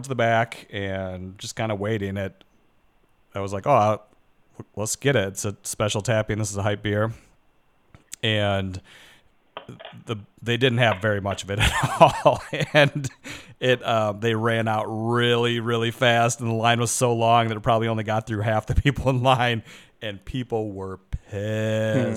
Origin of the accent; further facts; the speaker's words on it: Michigan, United States; moved away; that's where I'm from